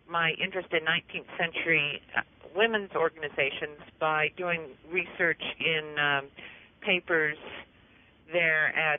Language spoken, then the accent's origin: English; Hays, Kansas, United States; I am a native Midwesterner. I grew up in Kansas, actually in a part of Kansas that many people probably don't think of as the Midwest, but the West. I grew up in western Kansas in a town called Hays.